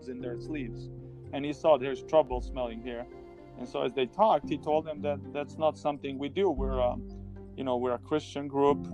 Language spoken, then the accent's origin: English; Serbia; moved away; I was growing up in Serbia. I was in early high school time, freshman